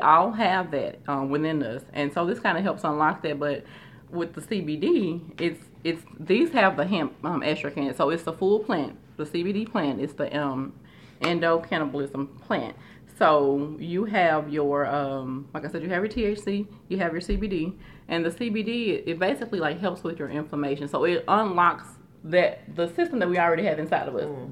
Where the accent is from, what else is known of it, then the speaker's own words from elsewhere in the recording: Shreveport, Louisiana, United States; I am originally from Shreveport, Louisiana